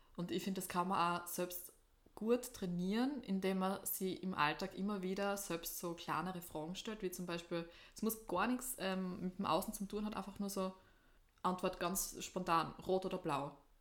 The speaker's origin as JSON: {"language": "German", "region": "East Styria", "country": "Austria", "said": "Oststeiermark eigentlich mehr. Also eigentlich eher dort, wo ich herkomme"}